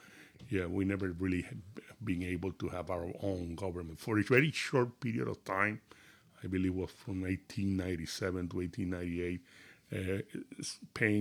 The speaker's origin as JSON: {"language": "English", "country": "Puerto Rico", "tie": "born or raised there", "moved": "as an adult", "lives_now": "Lehigh Valley, United States", "said": "I'm a resident of the Lehigh Valley for the last 27 years. I'm born and raised in Puerto Rico."}